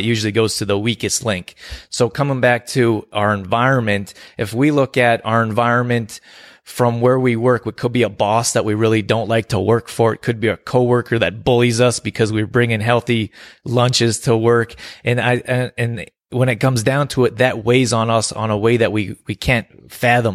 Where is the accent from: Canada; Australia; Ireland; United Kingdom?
Canada; also born or lived in California; I grew up here in Canada